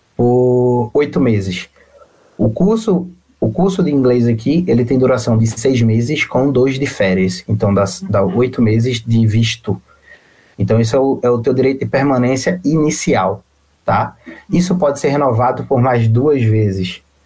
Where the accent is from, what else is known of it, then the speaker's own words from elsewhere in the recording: Recife, Pernambuco, Brazil; moved away as an adult; now in Cork, Ireland; eu também sou, sou de Recife, eu venho daí